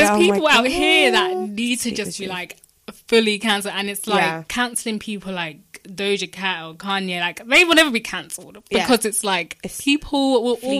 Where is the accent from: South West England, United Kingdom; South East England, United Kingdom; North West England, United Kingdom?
South East England, United Kingdom; Portsmouth; now in London, United Kingdom; where I'm from, I'm from Portsmouth.